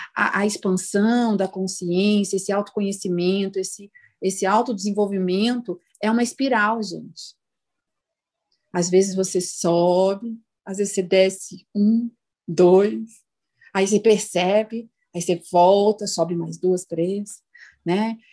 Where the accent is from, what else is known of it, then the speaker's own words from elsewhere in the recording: São Paulo, Brazil; nós que somos de São Paulo